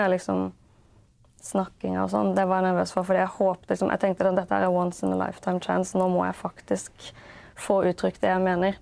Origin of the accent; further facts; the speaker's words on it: Haugesund, Rogaland, Norway; also born or lived in Denmark / Kristiansand; det er jo Haugesund jeg liksom husker da, som eh, oppveksten.